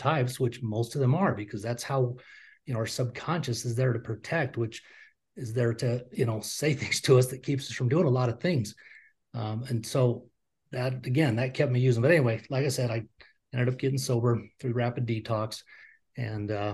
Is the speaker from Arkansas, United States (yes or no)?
no; Utah, United States; I grew up in Utah, which is a very staunch Mormon community